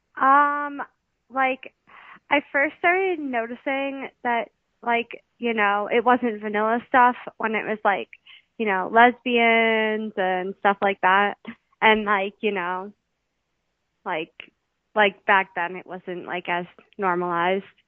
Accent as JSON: {"language": "English", "region": "Wisconsin", "country": "United States", "tie": "born or raised there", "said": "I'm from Wisconsin."}